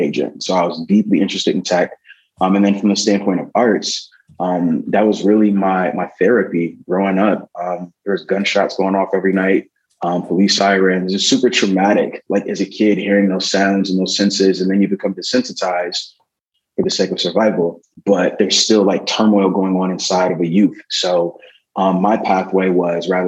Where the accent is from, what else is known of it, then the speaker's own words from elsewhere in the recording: Milwaukee, Wisconsin, United States; growing up in Milwaukee, Wisconsin